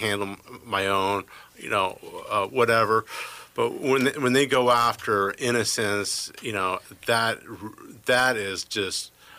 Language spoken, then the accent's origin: English; Midwest, United States; So we're from the Midwest.